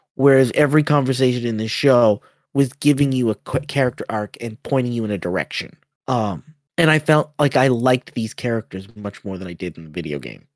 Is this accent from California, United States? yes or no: no; Boston, Massachusetts, United States; I'm from Boston